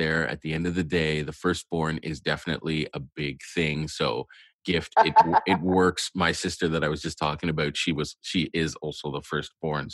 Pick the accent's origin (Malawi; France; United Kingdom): Malawi; we're from Malawi